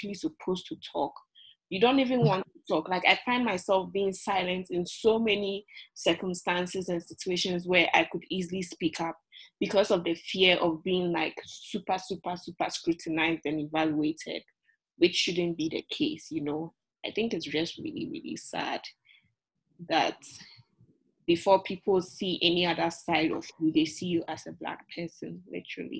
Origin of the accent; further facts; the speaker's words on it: Ghana; now in United States; I'm from Ghana, I'm from Africa